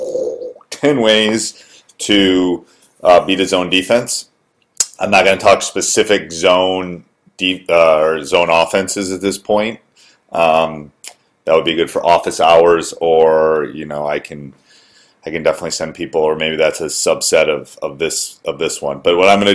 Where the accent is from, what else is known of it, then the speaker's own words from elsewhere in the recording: Wisconsin, United States; I grew up in Wisconsin.